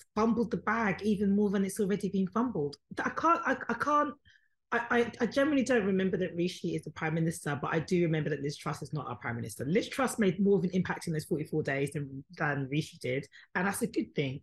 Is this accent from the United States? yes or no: no; United Kingdom; It doesn't matter that I was born here. Yes, I was born here. Yes, I am British.